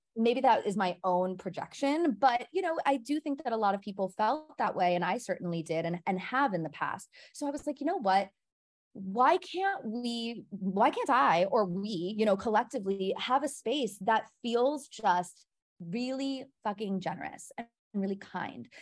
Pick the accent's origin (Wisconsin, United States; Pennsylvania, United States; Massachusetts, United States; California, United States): Wisconsin, United States; Milwaukee; moved away as an adult; now in New York, United States; I am originally from Milwaukee, Wisconsin